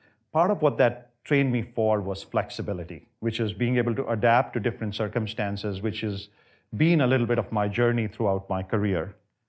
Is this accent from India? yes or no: yes; India; moved away as an adult; also born or lived in multiple cities in India; So I grew up in India. I was there for the first 19 years of my life. I came here in 87 when I was 19 years old. I grew up primarily in multiple different cities.